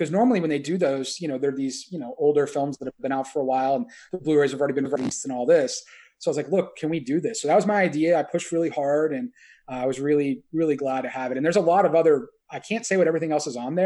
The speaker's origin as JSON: {"language": "English", "region": "Indiana", "country": "United States", "tie": "born or raised there", "said": "I grew up in Indiana, which is like the third biggest tornado state in the U.S."}